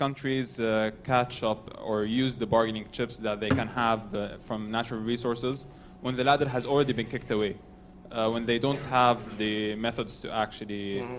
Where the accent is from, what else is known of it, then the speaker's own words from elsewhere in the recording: Jordan; I'm from Jordan.